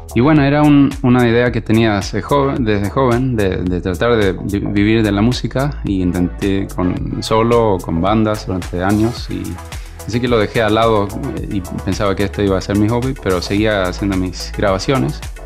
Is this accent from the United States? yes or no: no; Sweden; yo soy nacido en Suecia